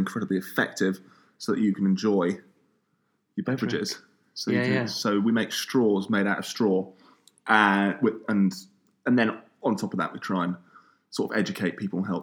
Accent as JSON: {"language": "English", "town": "Portsmouth", "region": "South East England", "country": "United Kingdom", "tie": "born or raised there", "also_born_or_lived": "Scotland", "said": "I'm from Portsmouth, 28. So I went to school here"}